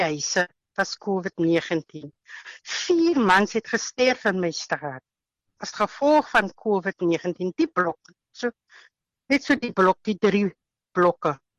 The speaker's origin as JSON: {"language": "Afrikaans", "town": "Caledon", "region": "Western Cape", "country": "South Africa", "said": "ek is van Caledon, uitsig. Ons woon hier in Reierland"}